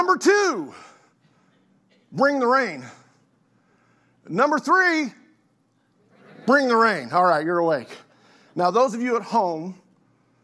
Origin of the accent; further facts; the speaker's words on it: Oklahoma City, Oklahoma, United States; I had the privilege of growing up in South Oklahoma City, so I'm a city kid